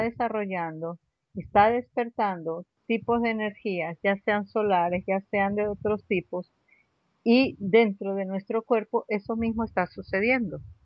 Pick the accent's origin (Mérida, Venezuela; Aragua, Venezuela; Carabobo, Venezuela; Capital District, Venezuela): Capital District, Venezuela; Caracas; moved away as an adult; also born or lived in Bogotá, Colombia; now in Santa Marta, Colombia; ¿De dónde soy? De Caracas.